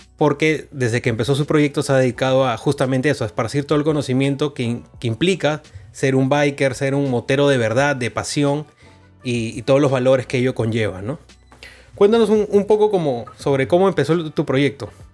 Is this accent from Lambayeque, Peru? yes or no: yes; Chiclayo, Lambayeque, Peru; now in Lima, Peru; vengo de Chiclayo